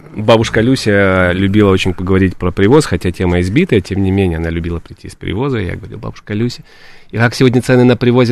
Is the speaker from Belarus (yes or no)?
no; Odesa, Odesa Oblast, Ukraine; moved away as an adult; also born or lived in Kyiv; now in Moscow, Russia; После Киева, после театрального института я вернулся и работал в Одессе